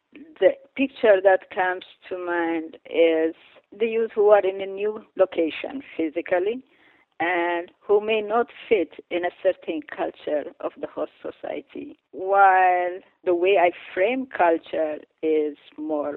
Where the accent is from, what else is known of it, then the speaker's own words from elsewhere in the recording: Eritrea; moved away; coming from Eritrea, I am part of this group